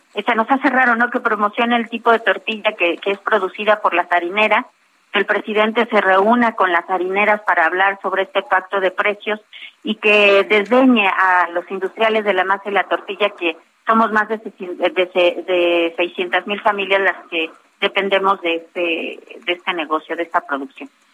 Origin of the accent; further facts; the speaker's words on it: Mexico; como mexicanos